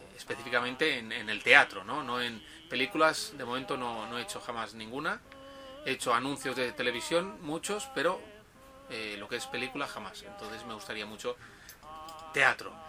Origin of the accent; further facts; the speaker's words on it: Tarragona, Catalonia, Spain; moved away as an adult; also born or lived in Barcelona; now in Japan; he estado viviendo en Barcelona, pero soy de, de Tarragona, una ciudad que está a 40 minutos en coche de, de Barcelona